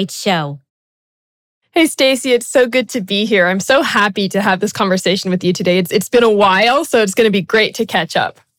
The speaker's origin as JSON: {"language": "English", "country": "Brazil", "tie": "born or raised there", "said": "I'm actually an expat kid. I was born and raised in South America in Brazil."}